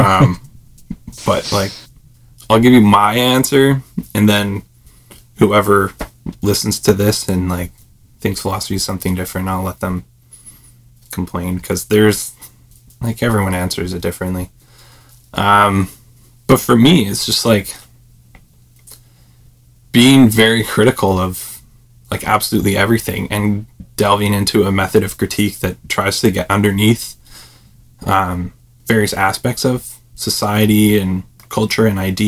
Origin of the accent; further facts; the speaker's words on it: Lower Mainland, British Columbia, Canada; moved away as an adult; now in Victoria, Canada; I grew up in the Lower Mainland